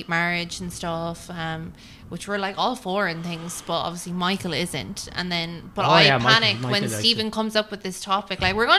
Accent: Ireland; We're Irish.

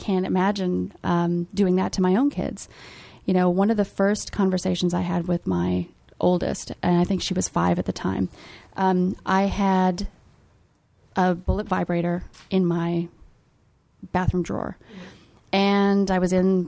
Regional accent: United States; also born or lived in Germany; having grown up here myself, being an American

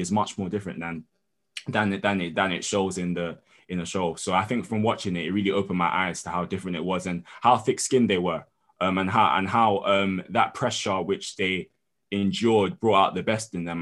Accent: London, United Kingdom; I'm London born and raised, but I'm also Nigerian

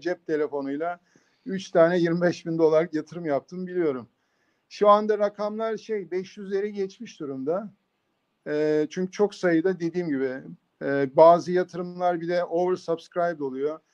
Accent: Bursa, Turkey; moved away as an adult; also born or lived in Istanbul / San Diego, United States; ben 1963 e, Bursa doğumluyum

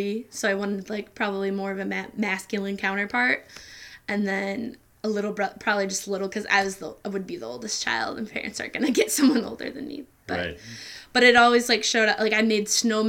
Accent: Mason, Michigan, United States; also born or lived in Lansing, Michigan; born in 1994 in Lansing, Michigan, USA. I grew up in Mason, Michigan, though.

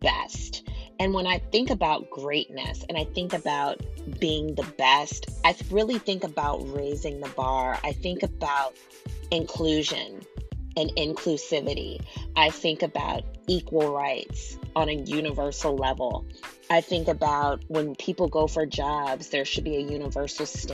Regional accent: United States; I am an American citizen. I was born here

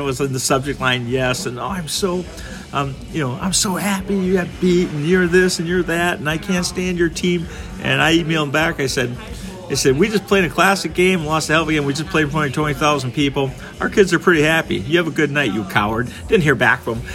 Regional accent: Wayzata, Minnesota, United States; remember growing up in Wayzata

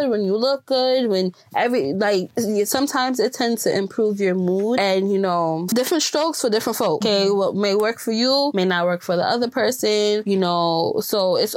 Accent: Jamaica; growing up in Jamaica, growing up in a Jamaica household

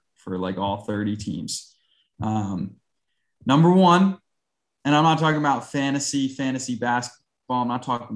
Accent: New Jersey, United States; I'm from Jersey

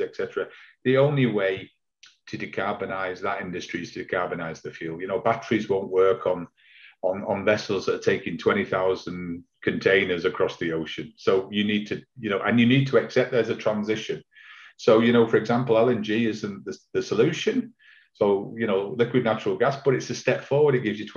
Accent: Manchester, North West England, United Kingdom; I'm from Manchester

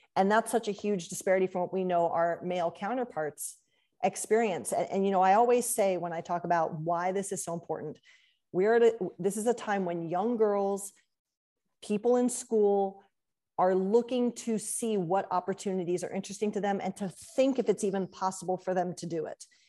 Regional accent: Columbus, Ohio, United States; I grew up in Columbus

